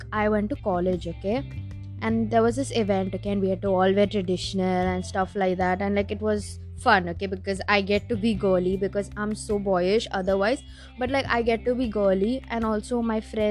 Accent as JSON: {"language": "English", "country": "India", "said": "I'm Indian"}